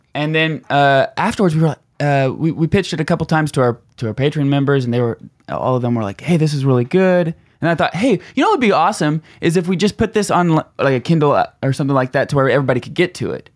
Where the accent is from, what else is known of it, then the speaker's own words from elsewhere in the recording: Tulsa, Oklahoma, United States; we're from Tulsa